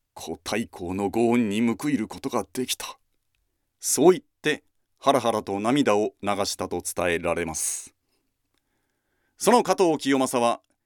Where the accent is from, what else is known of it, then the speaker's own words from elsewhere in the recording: Kumamoto, Japan; 私は熊本ですので